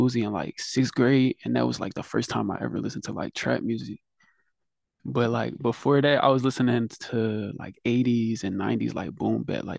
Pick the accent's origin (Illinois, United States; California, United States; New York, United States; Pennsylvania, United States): Pennsylvania, United States; Philadelphia; I'm from Philly, Philadelphia.